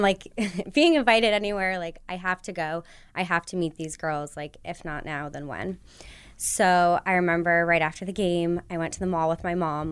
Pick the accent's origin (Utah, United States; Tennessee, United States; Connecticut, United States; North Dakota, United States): Connecticut, United States; moved away; growing up in Connecticut